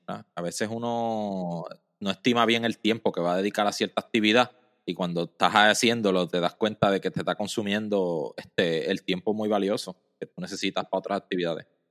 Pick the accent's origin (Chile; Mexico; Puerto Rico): Puerto Rico; Mayagüez; yo soy del área de Mayagüez, Mayagüez en Puerto Rico, eso queda al oeste